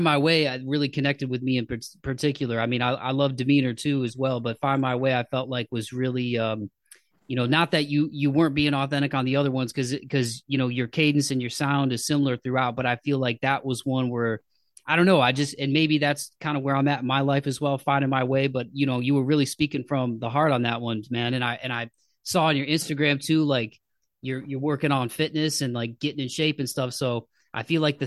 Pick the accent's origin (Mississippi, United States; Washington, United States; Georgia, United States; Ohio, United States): Ohio, United States; Toledo; moved away as an adult; now in Nashville, United States; I'm originally from the Midwest. So I grew up in a city called Toledo, Ohio